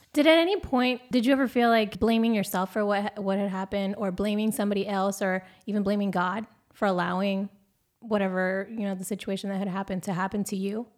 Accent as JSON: {"language": "English", "region": "Oregon", "country": "United States", "moved": "yes", "said": "I'm originally from Oregon"}